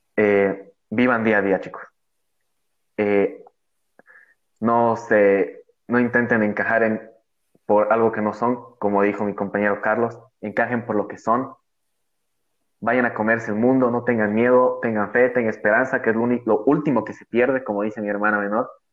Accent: Cochabamba, Bolivia; como todo buen, buen cochalo

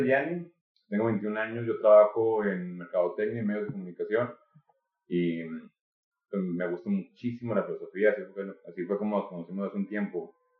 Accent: Mexico; yo como mexicano

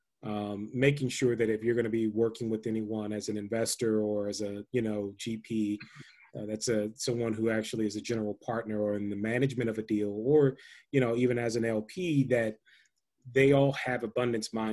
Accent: Washington, District of Columbia, United States; I'm from the Washington, D.C. area.

